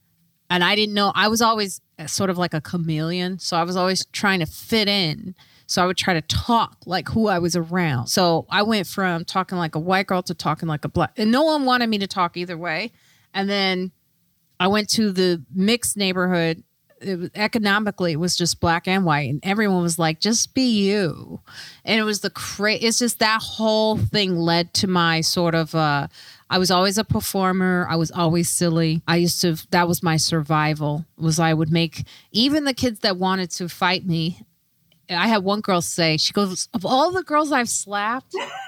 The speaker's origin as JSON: {"language": "English", "town": "Chicago", "region": "Illinois", "country": "United States", "tie": "born or raised there", "said": "I grew up in Chicago in the suburbs"}